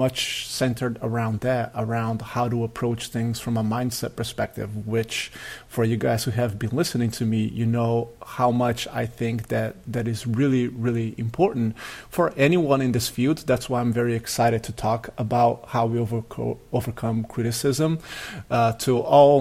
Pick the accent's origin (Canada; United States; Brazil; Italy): Brazil; moved away; I played soccer at a very high level growing up in Brazil